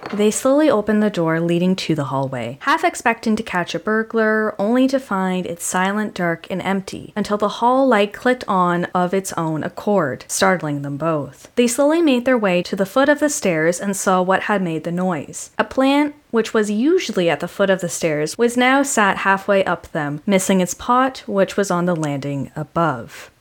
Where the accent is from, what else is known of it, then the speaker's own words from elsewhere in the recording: Canada; I'm very Canadian